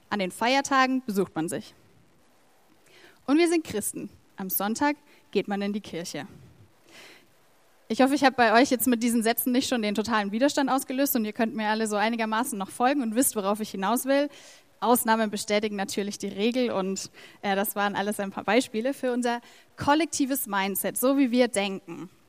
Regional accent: Erlangen, Bavaria, Germany; Wir sind Deutsche, also die meisten von uns. Ähm, wir sind Franken, auch die meisten von uns. Äh, wir sind Erlanger.

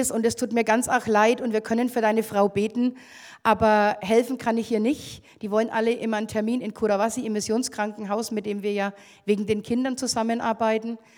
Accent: Bavaria, Germany; Und also ich komme aus Oberfranken.

